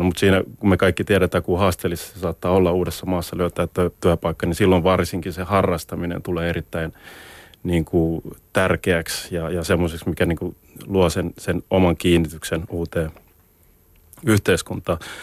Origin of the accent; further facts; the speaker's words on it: Helsinki, Uusimaa, Finland; moved away as an adult; kasvoin, kasvoin Maunulassa